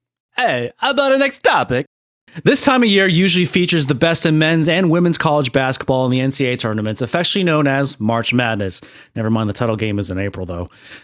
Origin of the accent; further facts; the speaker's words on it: Providence, Rhode Island, United States; my hometown team, Providence.